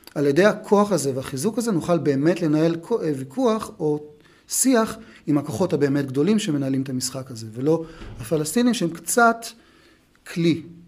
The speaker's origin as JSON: {"language": "Hebrew", "town": "Beersheba", "region": "Southern District", "country": "Israel", "tie": "born or raised there", "said": "אני גדלתי בבית אה, דתי מסורתי בבאר שבע"}